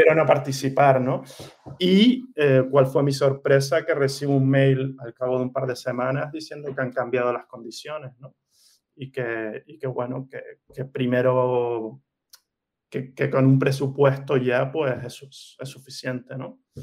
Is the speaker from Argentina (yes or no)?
no; Gran Canaria, Canary Islands, Spain; moved away as an adult; also born or lived in Barcelona / Valencia / Milan; now in Mallorca, Spain; mi familia es de Canarias, de Gran Canaria. Eh, he crecido, he vivido ahí toda mi vida.